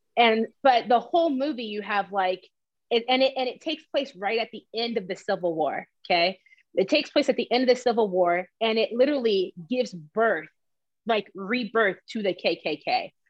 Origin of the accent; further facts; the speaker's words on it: the South, United States; also born or lived in Columbus, Georgia / Atlanta, Georgia; we're from the South